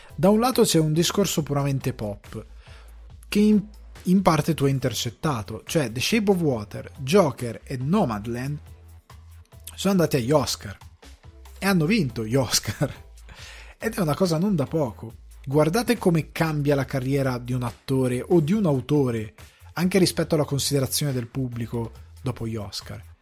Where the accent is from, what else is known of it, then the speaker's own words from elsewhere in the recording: northern Italy, Italy; i miei genitori sono siciliani, io sono cresciuto al nord Italia